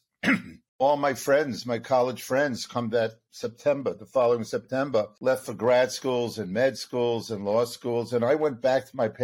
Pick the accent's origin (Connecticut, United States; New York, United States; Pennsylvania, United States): New York, United States; Long Island; also born or lived in Brooklyn, New York / Buffalo, New York; I was born in Brooklyn, was raised on Long Island